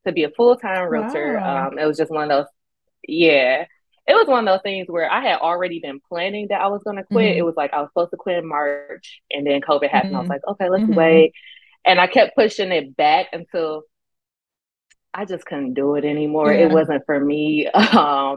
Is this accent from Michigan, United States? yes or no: yes; Southfield, Michigan, United States; also born or lived in Detroit, Michigan / New York; I did grow up in Southfield too